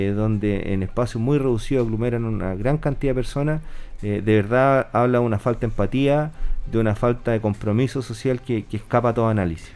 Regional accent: Linares, Maule, Chile; yo soy de Linares

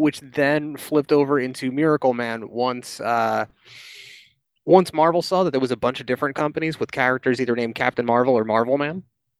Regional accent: United States; I am American.

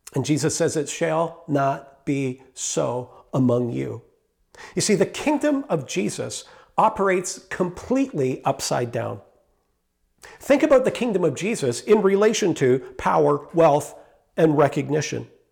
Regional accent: Canada; I am a Canadian citizen

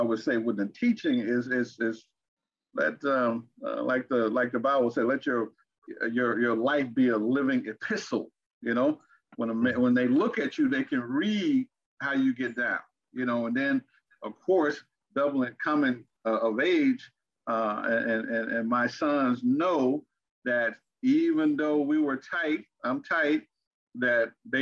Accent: Arkansas, United States; moved away; also born or lived in Fort Wayne, Indiana / Texas; I grew up in Arkansas and in Indiana, Fort Wayne, Indiana.

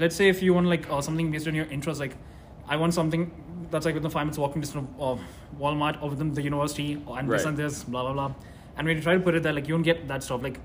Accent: Dubai, United Arab Emirates; first language Tulu; English is a second language; moved away as an adult; also born or lived in India; now in Kent, United States; I'm originally from India, but I was born and raised in Dubai

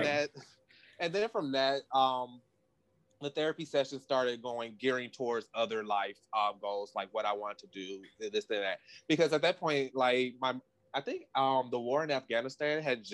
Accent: the South, United States; growing up in the South

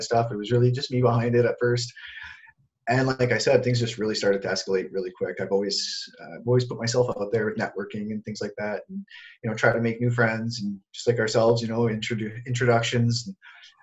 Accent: Sudbury, Ontario, Canada; moved away as an adult; also born or lived in Toronto; I took off from my hometown of Sudbury and I moved to Toronto.

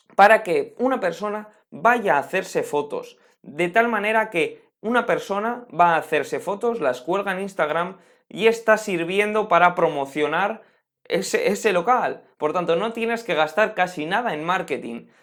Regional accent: Spain; En mi país, por, en España

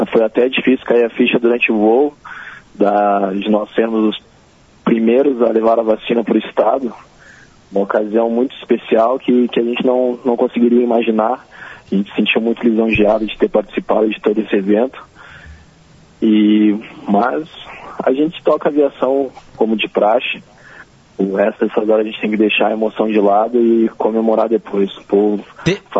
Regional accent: Rio Grande do Sul, Brazil; Nós que somos naturais do Rio Grande do Sul, trazer esse símbolo de esperança para todos os gaúchos do estado.

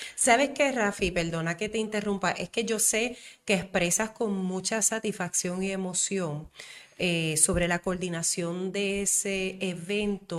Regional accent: Puerto Rico; also born or lived in Isabela, Puerto Rico; como mujer puertorriqueña

